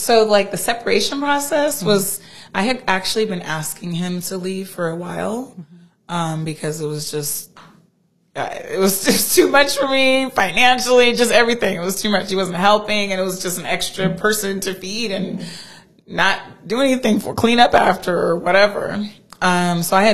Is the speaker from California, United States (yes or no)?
yes; Southern California, United States; also born or lived in Oakley, California; I grew up in Southern California